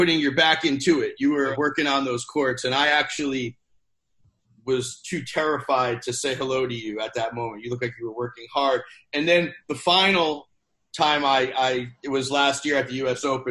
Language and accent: English; New England, United States; a fellow New Englander